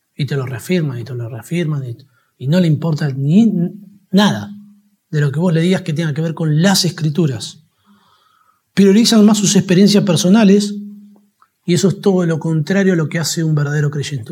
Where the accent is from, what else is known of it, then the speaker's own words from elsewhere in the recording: Argentina; todos los argentinos disfrutamos del Mundial de Fútbol